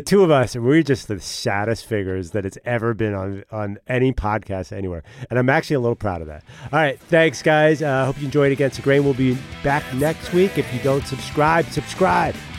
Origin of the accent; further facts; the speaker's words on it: Philadelphia suburbs, Pennsylvania, United States; I mean Philly suburbs in the biggest possible way. We're not, you know, West Philly. This is Lower Marion, Upper Marion